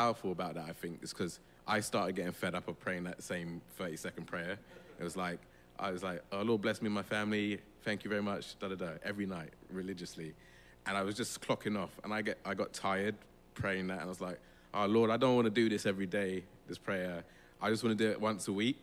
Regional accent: London, United Kingdom; I'm from London. I was born and bred here. Lambeth as well, Vauxhall.

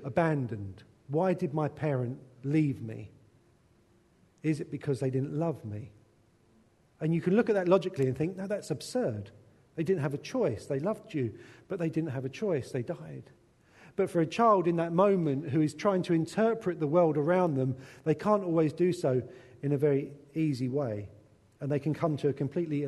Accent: England, United Kingdom; a white English man

